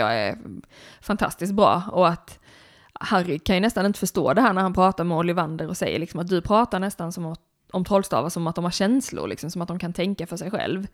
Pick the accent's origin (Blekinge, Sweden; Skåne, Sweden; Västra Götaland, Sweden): Blekinge, Sweden; moved away; Blekinge där jag kommer ifrån, där, är liksom, där har vi ekoxe till exempel i vårt landskapsdjur